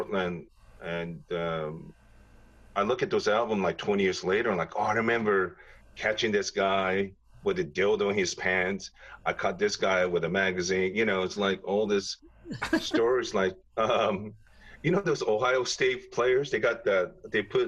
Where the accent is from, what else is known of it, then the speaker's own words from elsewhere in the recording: Japan; moved away; growing up in Japan